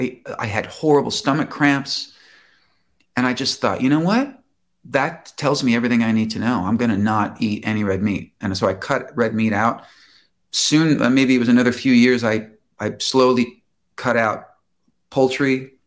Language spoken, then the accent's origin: English; Chicago, Illinois, United States; now in Los Angeles, United States; And I moved from Chicago to LA.